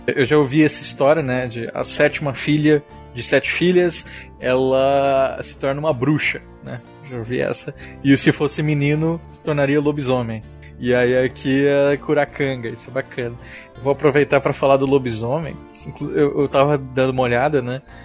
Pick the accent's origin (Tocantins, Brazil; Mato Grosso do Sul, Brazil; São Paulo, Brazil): Mato Grosso do Sul, Brazil; Eu sou de Mato Grosso do Sul